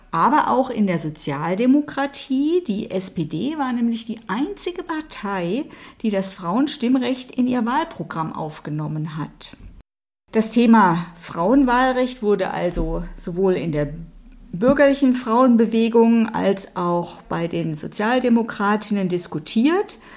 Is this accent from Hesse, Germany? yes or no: no; Baden-Württemberg, Germany; Ja, ich bin ja in Baden-Württemberg aufgewachsen.